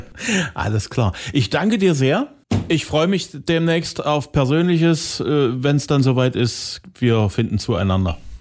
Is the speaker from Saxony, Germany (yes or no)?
yes; Saxony, Germany; hier bei uns in Sachsen